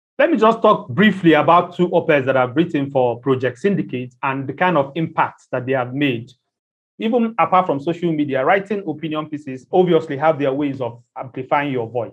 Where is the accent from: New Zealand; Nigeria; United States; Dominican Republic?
Nigeria; I'm Nigerian and I'm based in Nigeria.